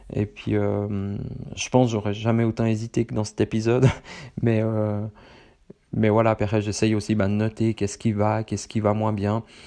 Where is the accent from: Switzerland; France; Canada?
Switzerland; accent: Swiss, from the very middle of Switzerland; moi j'ai un accent euh, suisse, du plein milieu de la Suisse, peut-être pas autant poussé que, que d'autres personnes de ma région